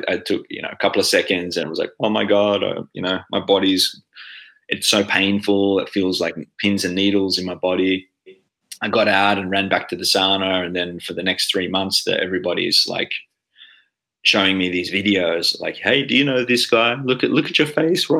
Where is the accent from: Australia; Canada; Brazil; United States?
Australia; now in Finland; as an Australian living in Finland